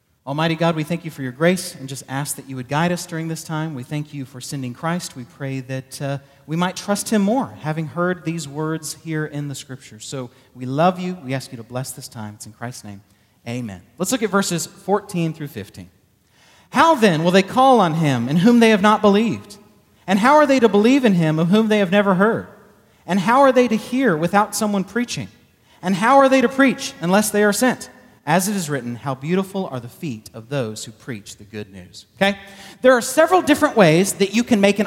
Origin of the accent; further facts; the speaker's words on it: Texas, United States; I'm from Texas